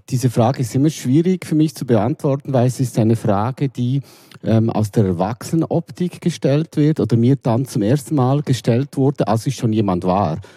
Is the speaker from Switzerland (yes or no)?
yes; Switzerland; born there; Ähm, ich bin in der Schweiz geboren, ähm, 1965.